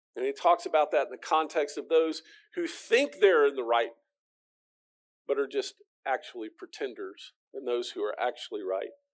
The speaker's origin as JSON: {"language": "English", "country": "United States", "said": "as the American"}